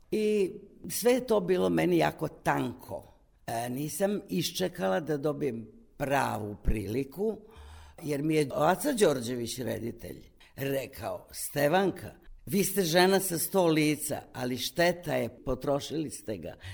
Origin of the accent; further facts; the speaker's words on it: Kumane, Vojvodina, Serbia; Ja sam iz Kumana, kod Zrenjanina.